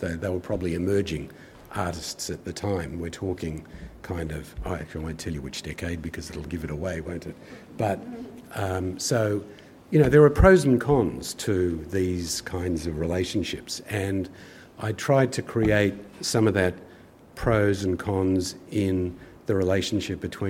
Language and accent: English; Kings Cross, New South Wales, Australia; I grew up in King's Cross. My parents were kind of refugee immigrants from war-torn Europe, and we lived in a little flat in King's Cross